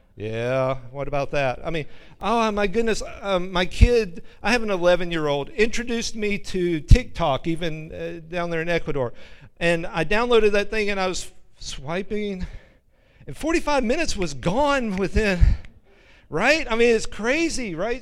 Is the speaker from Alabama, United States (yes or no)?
yes; Alabama, United States; I'm from Alabama